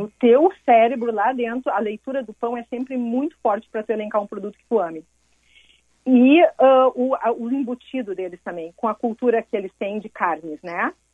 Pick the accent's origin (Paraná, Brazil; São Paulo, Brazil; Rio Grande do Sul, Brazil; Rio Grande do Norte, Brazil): Rio Grande do Sul, Brazil; Montenegro; eu vinha de Montenegro